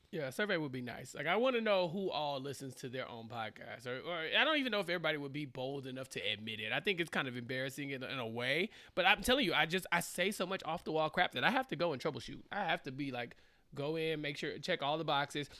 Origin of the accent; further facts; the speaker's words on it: Central Texas, United States; I'm from Central Texas